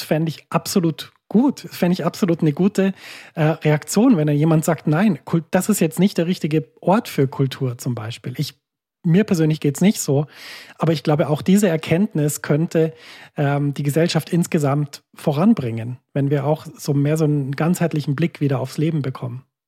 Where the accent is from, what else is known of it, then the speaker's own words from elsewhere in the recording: Germany; now in Switzerland; Wir sind in der Schweiz im Gegensatz zu meiner Heimat Deutschland